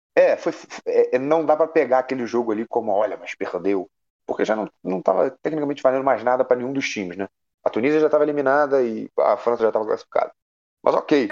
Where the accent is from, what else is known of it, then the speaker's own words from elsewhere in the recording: Brazil; a gente é brasileiro